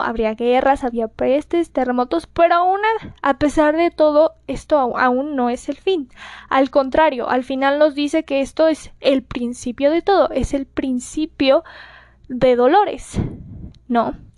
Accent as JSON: {"language": "Spanish", "country": "Mexico", "said": "para mi gente de México, que como saben ya estamos muy acostumbrados a los sismos acá"}